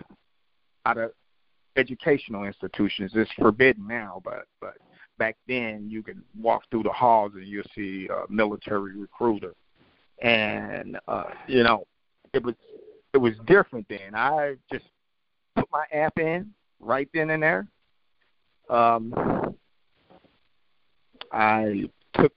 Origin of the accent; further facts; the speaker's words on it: St. Louis, Missouri, United States; I grew up in North St. Louis, which is considered one of the most highest crimes